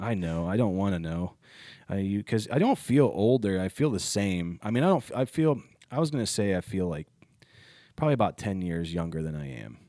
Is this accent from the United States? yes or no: yes; Ohio, United States; moved away; I was at home in my hometown and a kid I went to high school